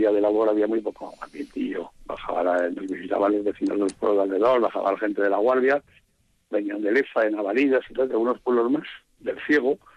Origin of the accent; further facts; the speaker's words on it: Páganos, Basque Country, Spain; en mi pueblo se llama hojaldres.